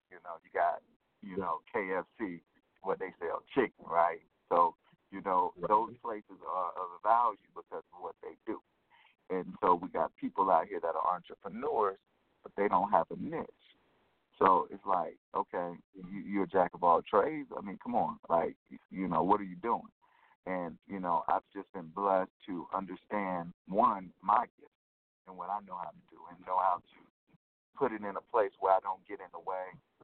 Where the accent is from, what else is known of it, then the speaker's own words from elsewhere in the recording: Selma, Alabama, United States; I'm originally from Selma, Alabama.